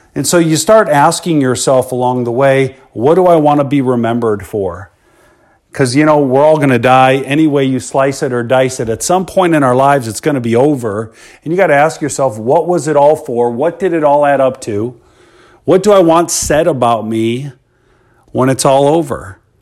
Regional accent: Chicago, Illinois, United States; I grew up in Chicago, Illinois, born in nineteen seventy into the South Suburbs.

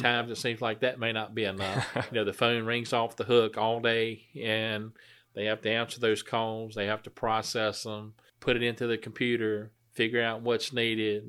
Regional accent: Blairs, Virginia, United States; I grew up in the Blairs area

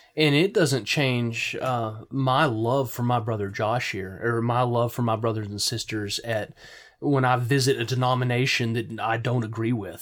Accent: United States

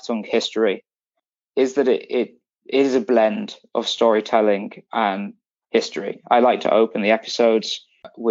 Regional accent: Yorkshire and the Humber, United Kingdom; moved away as an adult; now in Berlin, Germany; I grew up in the north, in the county of Yorkshire.

